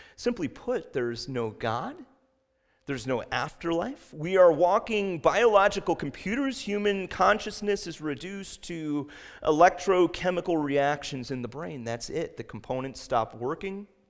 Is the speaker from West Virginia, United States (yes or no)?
yes; West Virginia, United States; I was born in West Virginia, and I'll tell you, my parents met in West Virginia